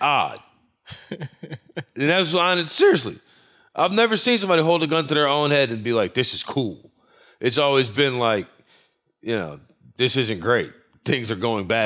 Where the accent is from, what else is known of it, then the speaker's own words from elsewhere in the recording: New Orleans, Louisiana, United States; my hometown team, the New Orleans Pelicans